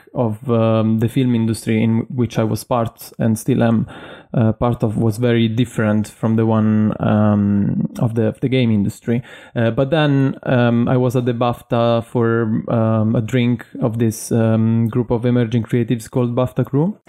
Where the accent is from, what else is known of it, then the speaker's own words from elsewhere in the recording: Italy; moved away as an adult; now in London, United Kingdom; I was born in Italy and I moved to London in 2013 to complete my studies there